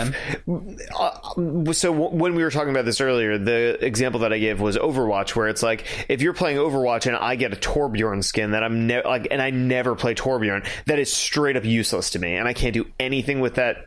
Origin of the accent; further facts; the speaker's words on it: United Kingdom; I'm British